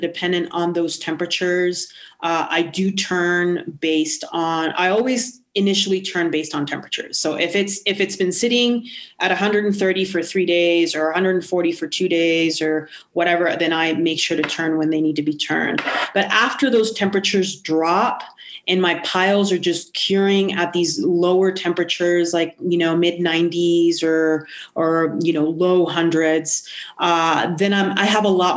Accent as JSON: {"language": "English", "country": "Puerto Rico", "moved": "yes", "lives_now": "New Mexico, United States", "said": "I'm not from New Mexico. I'm from the Caribbean. I'm from Puerto Rico."}